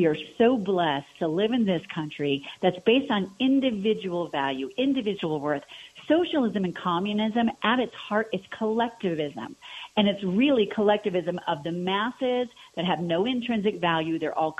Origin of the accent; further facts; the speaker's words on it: Aurora, Colorado, United States; growing up on Lowry Air Force Base in Aurora, my dad was a lieutenant colonel in the Air Force.